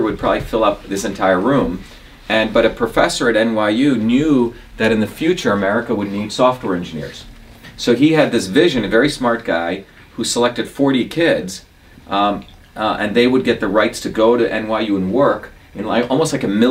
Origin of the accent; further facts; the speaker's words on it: Mumbai, Maharashtra, India; also born or lived in South India; now in United States; I grew up in Bombay. Bombay's like New York on steroids. And I grew up there until I was a young kid.